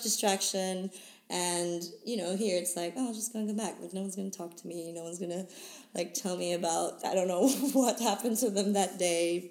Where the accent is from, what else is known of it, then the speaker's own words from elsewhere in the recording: Switzerland; moved away as an adult; also born or lived in Boston; now in London, United Kingdom; I was uh, born and raised in Switzerland